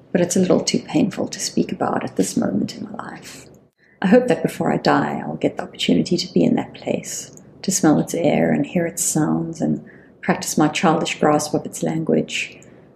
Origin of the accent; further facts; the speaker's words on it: South Africa; as a South African sitting in South Africa